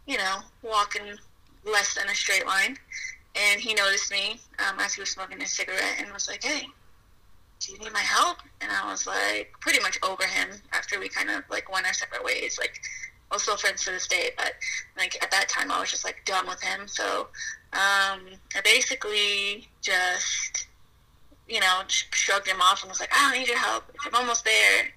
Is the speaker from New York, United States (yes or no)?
no; Colorado Springs, Colorado, United States; Colorado Springs, Colorado